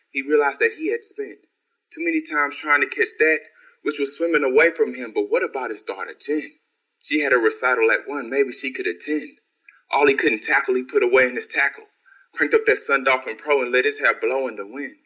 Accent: Houston, Texas, United States; I'm from Houston.

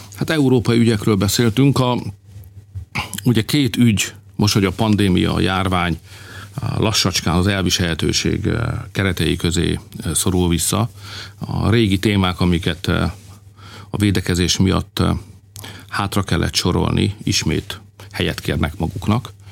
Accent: Hungary; Hát magyarok vagyunk

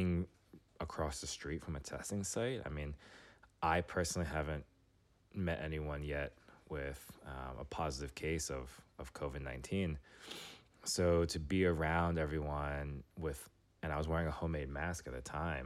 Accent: New York City, New York, United States; moved away as an adult; now in Washington, D.C., United States; I grew up in New York City. I moved to D.C. after my undergrad days

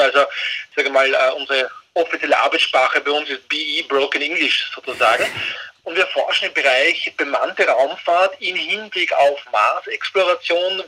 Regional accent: Austria; als Österreicher

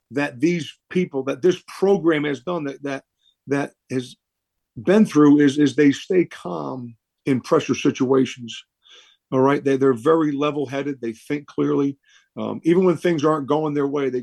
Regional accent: Rhode Island, United States; moved away; the state of Rhode Island where I grew up

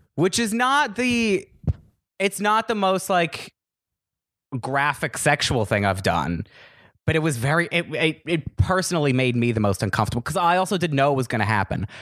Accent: Los Angeles, California, United States; also born or lived in Woodland Hills / West Hills / Chatsworth; I'm from L A. I was born and raised out here

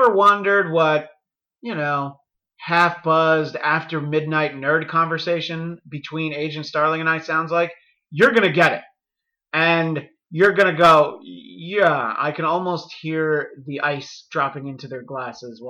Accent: New York, United States; moved away as an adult; now in California, United States; I'm a New Yorker by birth. Although I suspect at some point I'll have lived in California just as long as I did in New York

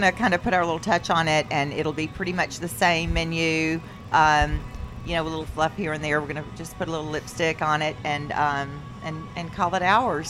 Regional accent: Panama City, Florida, United States; moved away as an adult; also born or lived in Dallas; I was born and raised in Panama City. This was my skipping school days in the 70s.

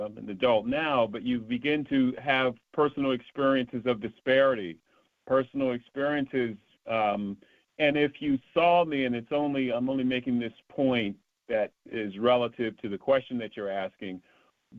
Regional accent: the North, United States; I was from the North

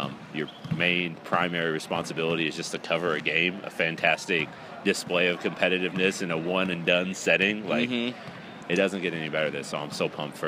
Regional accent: Indiana, United States; I grew up in Indiana watching Pacers Knicks all the time.

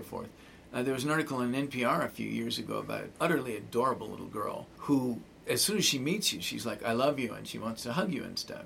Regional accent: Arizona, United States; I'm from Arizona

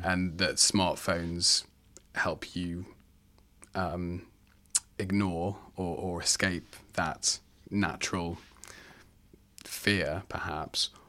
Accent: England, United Kingdom; moved away as an adult; now in Australia; I'm from the U K, I'm from England

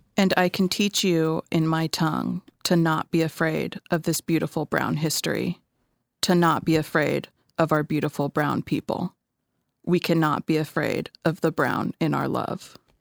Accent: Southern California, United States; also born or lived in Denver, Colorado; now in San Francisco Bay Area, United States; I was born there, and then when I was seven, we moved back to California. So, I grew up in Southern California.

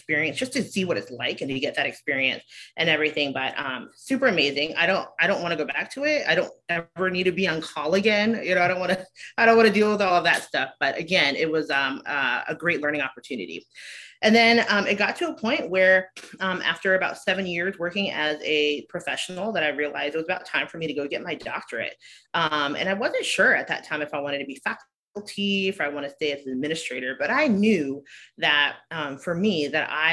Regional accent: Savannah, Georgia, United States; moved away as an adult; also born or lived in Milwaukee, Wisconsin / Chicago / St. Louis; I was born and raised in Savannah, Georgia

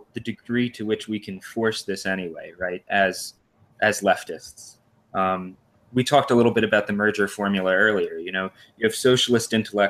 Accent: New Jersey, United States; I'm from New Jersey

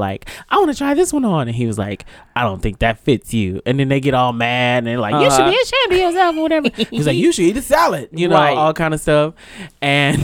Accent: the Bay Area, California, United States; I'm from the Bay

